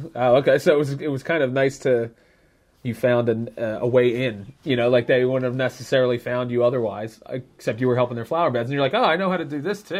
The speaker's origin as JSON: {"language": "English", "town": "Philadelphia", "region": "Pennsylvania", "country": "United States", "tie": "born or raised there", "said": "I grew up in the Northeast, so I'm very familiar with that area around Northeast Philly."}